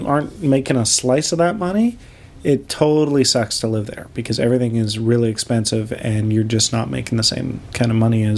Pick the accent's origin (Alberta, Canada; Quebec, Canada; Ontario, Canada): Alberta, Canada; Calgary; I'm from Calgary, which is a mountain town in Canada, just on the other side of the mountains from Vancouver. I also grew up in a suburby type place